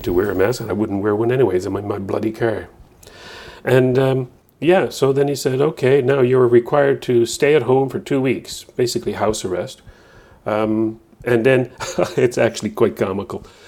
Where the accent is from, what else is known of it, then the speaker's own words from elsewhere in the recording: Newfoundland and Labrador, Canada; moved away as an adult; now in New Brunswick, Canada; I'm, I'm from Newfoundland, first twenty-five years of my life